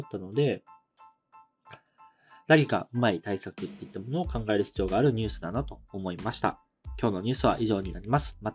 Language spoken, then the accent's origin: Japanese; Japan; 日本人の僕らにあまり馴染みはないんですけど